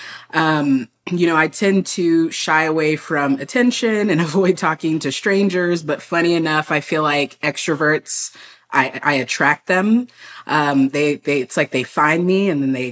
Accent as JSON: {"language": "English", "town": "San Antonio", "region": "Texas", "country": "United States", "tie": "born or raised there", "said": "I grew up in San Antonio, a very big military city"}